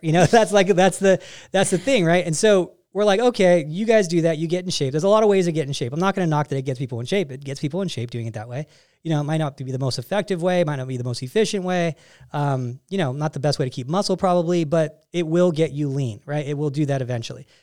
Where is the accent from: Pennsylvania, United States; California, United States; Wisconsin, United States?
California, United States; moved away as an adult; also born or lived in Denver; I'm from California, you know, the concrete jungle